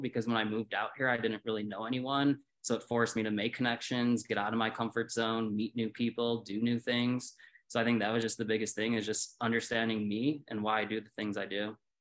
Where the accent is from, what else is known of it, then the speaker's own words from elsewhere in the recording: Chicago, Illinois, United States; moved away as an adult; now in Colorado, United States; I was born and raised in Chicago.